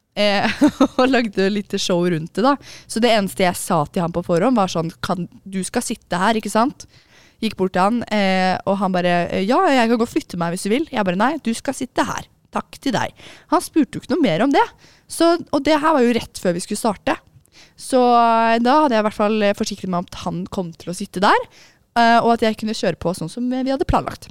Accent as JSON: {"language": "Norwegian", "region": "Oslo", "country": "Norway", "said": "jeg er fra Oslo"}